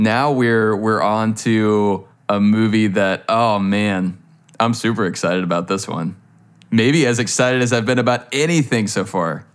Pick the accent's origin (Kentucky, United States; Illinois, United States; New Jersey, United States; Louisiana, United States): Louisiana, United States; I'm from Louisiana